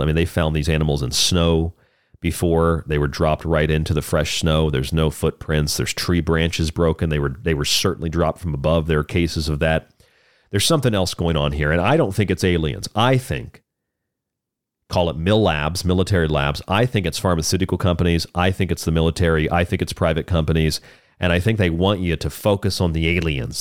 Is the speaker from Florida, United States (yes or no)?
yes; Florida, United States; now in Tucson, United States; where I grew up in Florida